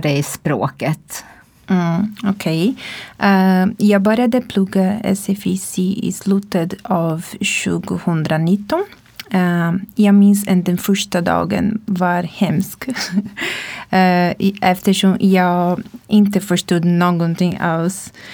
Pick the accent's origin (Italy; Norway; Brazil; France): Brazil; Swedish is a second language; moved away as an adult; now in Sweden; jag kommer från Brasilien.